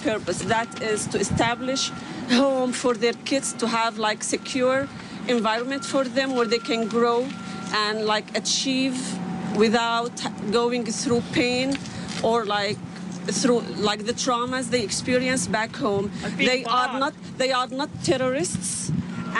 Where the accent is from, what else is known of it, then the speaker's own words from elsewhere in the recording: Syria; now in Maine, United States; I'm originally from Syria